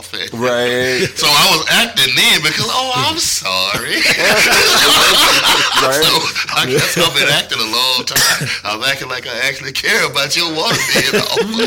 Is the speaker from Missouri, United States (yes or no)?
no; Texas, United States; now in Bay Area, United States; we in Texas